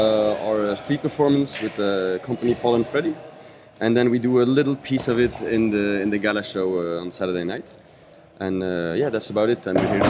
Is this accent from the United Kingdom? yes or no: no; Belgium; I'm from Belgium.